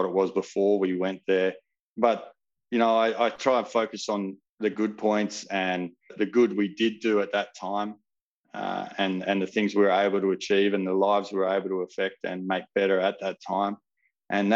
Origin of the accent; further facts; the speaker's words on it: Perth, Western Australia, Australia; But I was from Perth or from WA